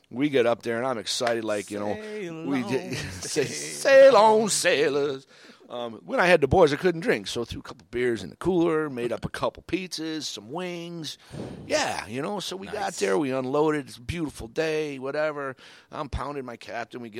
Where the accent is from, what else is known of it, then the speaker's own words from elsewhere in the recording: Michigan, United States; also born or lived in Cape Cod, Massachusetts / Florida; I, you know, born and raised in Michigan, grew up on Cape Cod, lived in Florida, always been around water, always been around on boats.